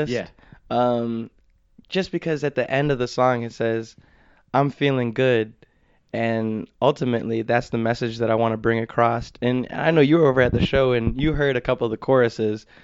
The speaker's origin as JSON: {"language": "English", "region": "Minnesota", "country": "United States", "moved": "yes", "lives_now": "Pittsburgh, United States", "said": "Minnesota, so okay. I come from the land"}